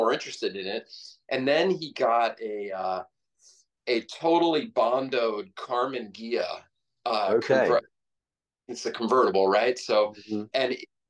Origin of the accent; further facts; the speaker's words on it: Washington, District of Columbia, United States; moved away; I grew up in Washington, D.C.